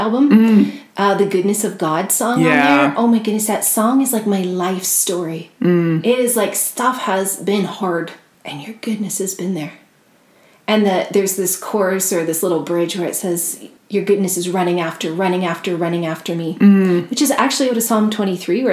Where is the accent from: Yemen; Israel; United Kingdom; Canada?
Canada; Nova Scotia; growing up in Nova Scotia by the ocean, and then all the music in our family.